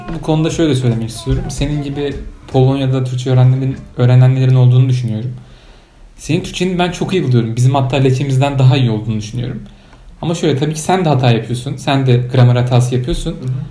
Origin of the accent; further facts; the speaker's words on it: Turkey; now in Poland; ben Türk'üm